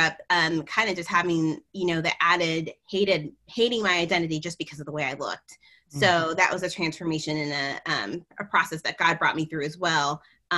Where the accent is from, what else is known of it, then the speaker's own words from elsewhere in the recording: United States; being a first generation American